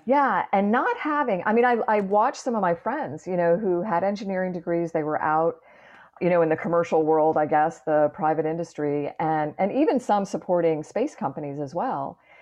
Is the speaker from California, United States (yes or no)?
no; Clearwater, Florida, United States; up in Clearwater, Florida, which is just up the road from where I am right now